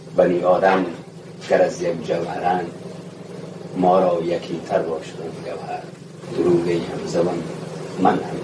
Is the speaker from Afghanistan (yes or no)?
yes; Badakhshan, Afghanistan; من از بدخشانم